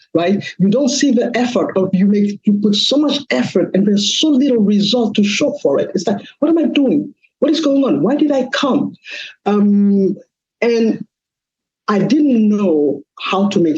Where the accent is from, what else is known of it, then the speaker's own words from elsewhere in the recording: Mali; moved away as an adult; now in United States; I am originally from West Africa, Mali